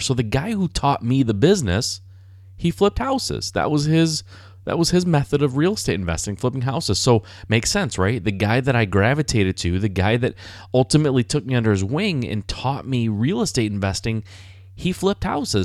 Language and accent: English; Michigan, United States; I was born and raised in Michigan